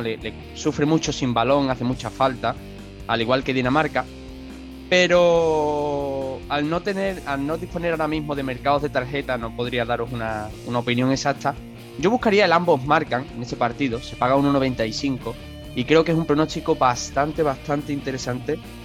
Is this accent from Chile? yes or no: no; Spain; yo soy español